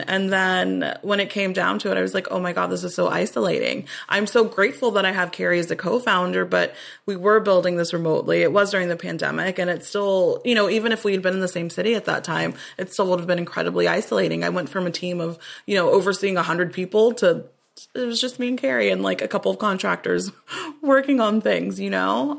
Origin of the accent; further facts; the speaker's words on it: Austin, Texas, United States; I'm from Austin originally